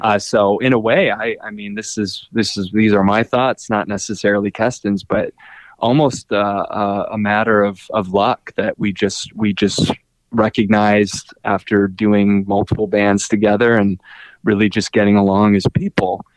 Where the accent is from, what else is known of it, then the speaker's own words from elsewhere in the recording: Minneapolis, Minnesota, United States; I'm from Minneapolis.